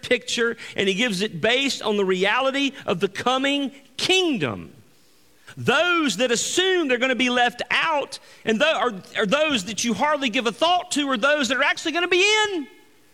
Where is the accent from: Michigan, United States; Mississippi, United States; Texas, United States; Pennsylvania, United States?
Mississippi, United States; Greenville; moved away as an adult; Angie and I grew up in Greenville, Mississippi, the Mississippi Delta. And we grew up there for the majority of our life until we moved